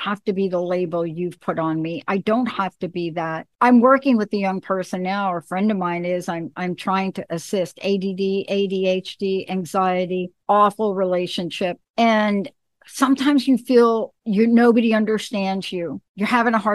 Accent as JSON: {"language": "English", "region": "New York", "country": "United States", "said": "I'm from New York."}